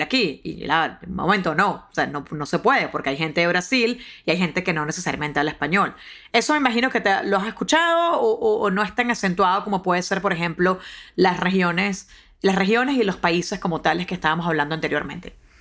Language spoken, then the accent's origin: Spanish; Venezuela; now in United States; en mi país